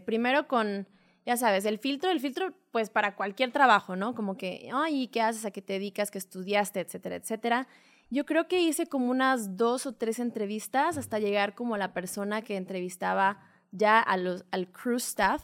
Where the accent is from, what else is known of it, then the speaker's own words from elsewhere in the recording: Puerto Vallarta, Jalisco, Mexico; moved away; also born or lived in Playa del Carmen; soy de Puerto Vallarta